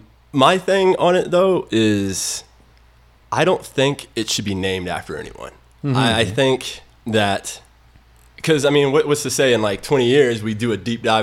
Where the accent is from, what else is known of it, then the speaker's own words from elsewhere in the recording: Nashville, Tennessee, United States; now in El Paso, United States; I'm from Nashville